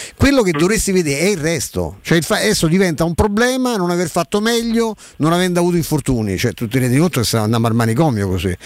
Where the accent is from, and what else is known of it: Rome, Lazio, Italy